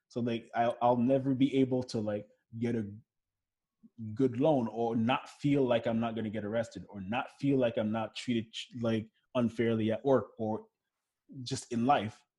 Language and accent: English; Montreal, Quebec, Canada; also born or lived in Florida; but that's the thing growing up in Montreal and growing up in Florida is I felt way more connected to my blackness in Florida